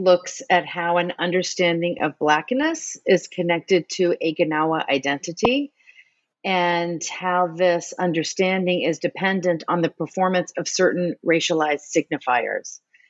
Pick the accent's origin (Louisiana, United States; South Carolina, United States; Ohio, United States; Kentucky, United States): Louisiana, United States; New Orleans; moved away as an adult; now in Boston, United States; as an American, and I grew up in New Orleans in the South, I was very sensitive to these racialized categories.